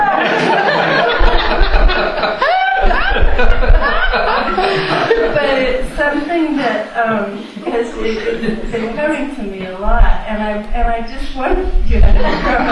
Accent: near Hollywood, California, United States; I was raised near Hollywood.

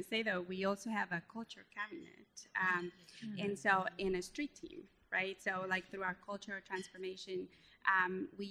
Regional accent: Guatemala; English is a second language; moved away; I'm originally from Guatemala, so you could hear I have an accent

